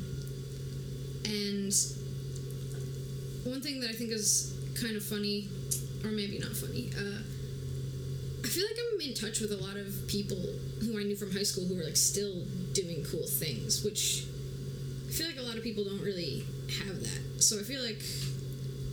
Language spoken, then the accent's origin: English; White Plains, New York, United States; now in Philadelphia, United States; I grew up in White Plains, New York, which is like suburbs about 45 minutes out of New York City.